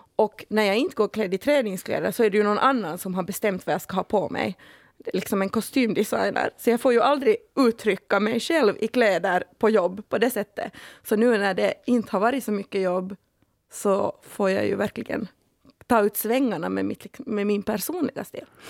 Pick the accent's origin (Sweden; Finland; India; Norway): Finland; jag har bara bastu sedan jag var liten, äkta finne liksom